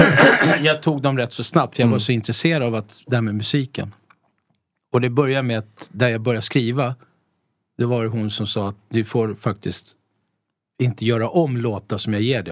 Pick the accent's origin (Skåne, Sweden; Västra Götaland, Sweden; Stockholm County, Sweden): Stockholm County, Sweden; Stockholm; also born or lived in Italy / Mallorca; vi är ju uppvuxna i Tensta.